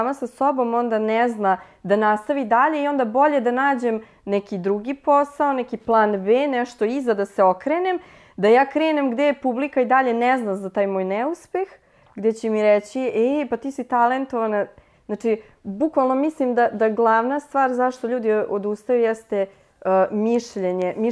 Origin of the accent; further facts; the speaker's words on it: Futog, Vojvodina, Serbia; mi smo bili iz Futoga, nije selo, ali nekako drugačije to se funkcionisalo